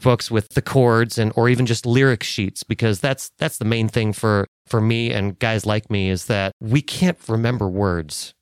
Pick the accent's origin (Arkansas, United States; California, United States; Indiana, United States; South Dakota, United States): California, United States; Los Angeles; moved away as an adult; also born or lived in Phoenix, Arizona; I grew up in Los Angeles